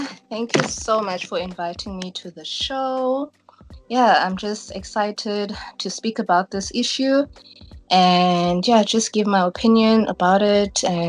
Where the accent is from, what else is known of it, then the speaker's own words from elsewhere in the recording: Cape Town, Western Cape, South Africa; I grew up in Buguletu, went to Sonsisi Girls High, and then I went to the University of the Western Cape, studied law.